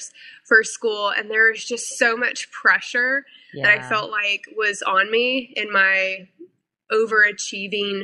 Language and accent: English; Missouri, United States; moved away as an adult; also born or lived in South Carolina; now in North Carolina, United States; I moved my life from Missouri to South Carolina at 18 to go to school